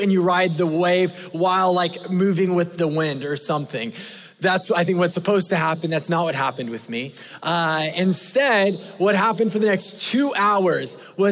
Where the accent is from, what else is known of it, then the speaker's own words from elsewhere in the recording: California, United States; I grew up in California